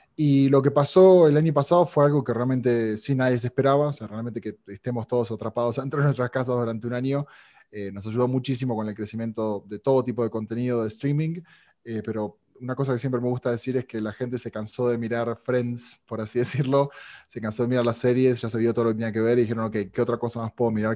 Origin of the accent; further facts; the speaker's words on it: Argentina; now in Mexico; sobre todo en Argentina, que es donde, donde yo nací, y aquí en México